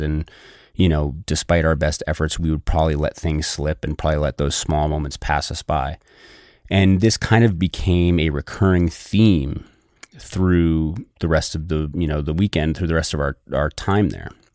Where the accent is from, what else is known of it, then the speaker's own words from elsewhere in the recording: New Hampshire, United States; I grew up in New Hampshire